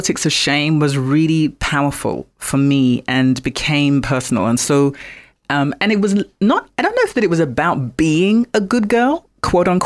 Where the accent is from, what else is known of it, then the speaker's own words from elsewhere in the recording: London, United Kingdom; also born or lived in Accra, Ghana; I was born in London and then as a very, very young girl was in Accra, Ghana for a period of time and then back in London where I was raised